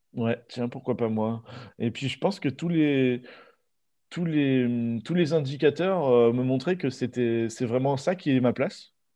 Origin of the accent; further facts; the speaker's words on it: Normandy, France; moved away as an adult; now in Bordeaux, France; je viens de Normandie. Je suis né en Normandie, j'ai grandi en Normandie